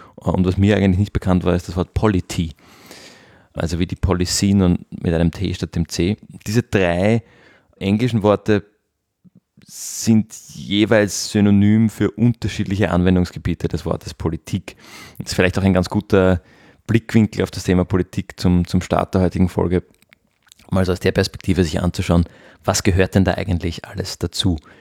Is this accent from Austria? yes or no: yes; Austria; bei uns in Österreich